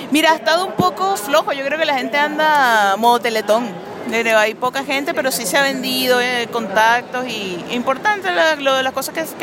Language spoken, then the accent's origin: Spanish; Venezuela; now in Chile; Soy venezolana y chilena. ¿Cuántos años llevas en Chile? 14 años.